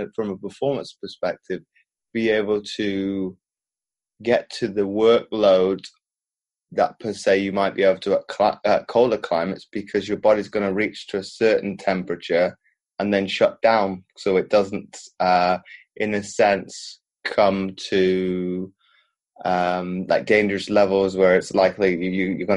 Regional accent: Belgium; moved away; also born or lived in United Kingdom; growing up in Belgium, but then living in the UK as well

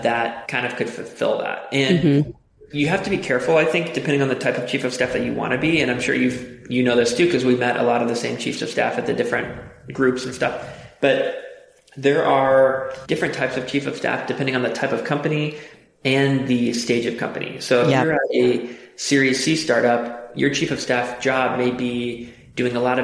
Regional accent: Cincinnati, Ohio, United States; also born or lived in Chicago; now in Austin, United States; I'm originally from Cincinnati, Ohio. Then I lived in Chicago for quite a while, and I now live in Austin, Texas.

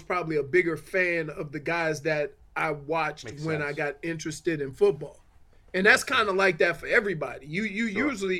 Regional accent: New Orleans, Louisiana, United States; born or raised there; moved away as an adult

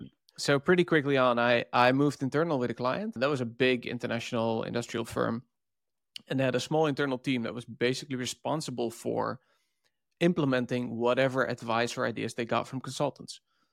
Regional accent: Netherlands; And I'm from the Netherlands.

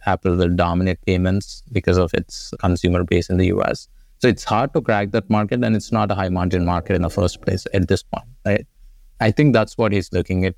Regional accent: India; moved away as an adult; I grew up in India went to college there

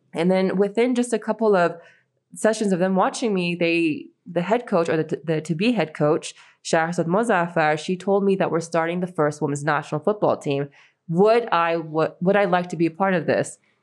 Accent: United States; also born or lived in Iran; American, Iranian with a Russian twist

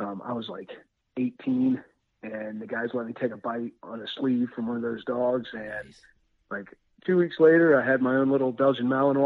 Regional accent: Winston-Salem region of North Carolina, United States; also born or lived in Wyoming; my folks made it back here, and this is where I was raised up

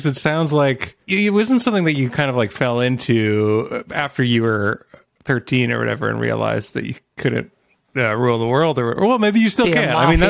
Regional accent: Canada; I'm the Canadian

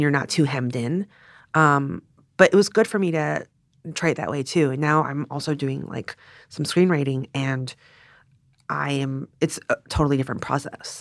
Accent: Richmond, Virginia, United States; growing up in Richmond, Virginia

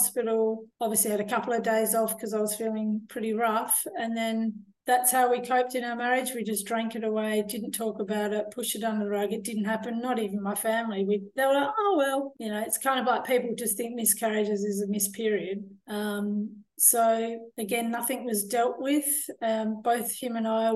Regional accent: Australia; moved away as an adult; also born or lived in France / England; I'm from Australia

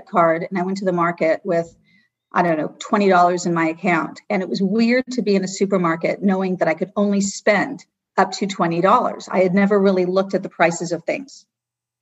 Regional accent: Los Angeles, California, United States; I grew up comfortably in Brentwood, and we had a vacation house in Malibu

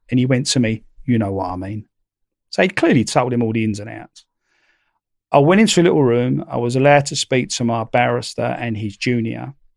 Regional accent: London, United Kingdom; being a Londoner, you know, being a Cockney

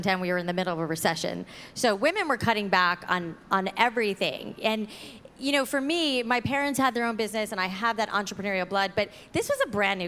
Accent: South Florida, United States; when I was a little girl growing up in South Florida

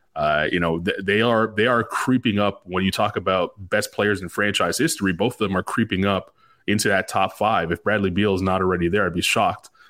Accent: Canada; now in Charlotte, United States; I'm a Canadian

